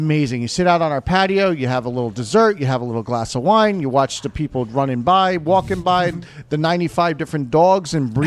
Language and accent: English; New Jersey, United States; moved away; I'm originally from New Jersey.